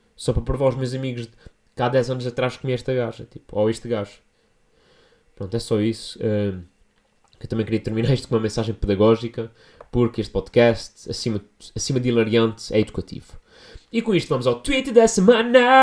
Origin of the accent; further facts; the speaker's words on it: São Miguel, Azores, Portugal; now in Lisbon, Portugal; estou a falar da minha gente, estou a falar da minha terra